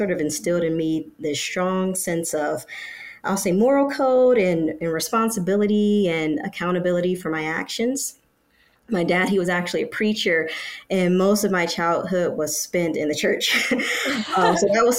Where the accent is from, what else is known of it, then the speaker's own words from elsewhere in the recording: Detroit, Michigan, United States; We were growing up in Detroit, Michigan.